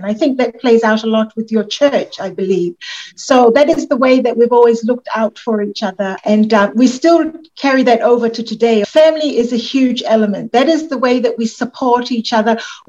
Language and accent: English; Tonga; moved away as an adult; now in United States